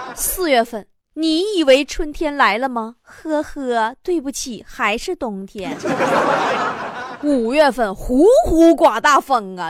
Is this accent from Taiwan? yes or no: no; Northeast China, China; 作为一个东北人